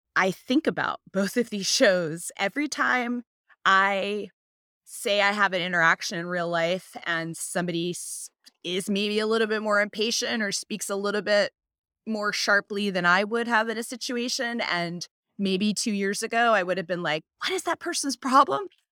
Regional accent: United States; as an American

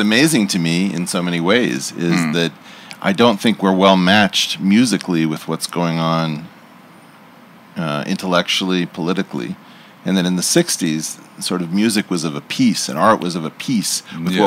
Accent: Los Angeles, California, United States; moved away as an adult; I grew up in Los Angeles and left about 36 years ago

